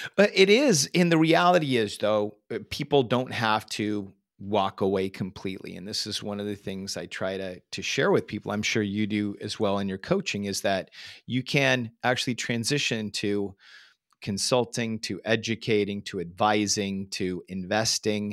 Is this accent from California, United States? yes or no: yes; Northern California, United States; growing up in Northern California, living in the Silicon Valley